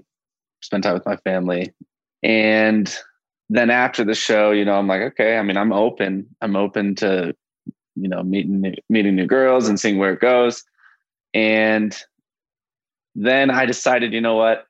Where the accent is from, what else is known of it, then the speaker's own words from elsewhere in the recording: Tulsa, Oklahoma, United States; moved away as an adult; now in Colorado, United States; I'm originally from Tulsa, Oklahoma, and I'm a travel nurse